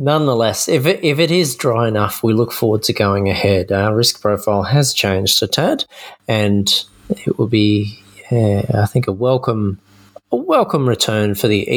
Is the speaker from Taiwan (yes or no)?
no; Kettering, Tasmania, Australia; moved away; also born or lived in Dharawal country (New South Wales); I grew up in Kettering in Tasmania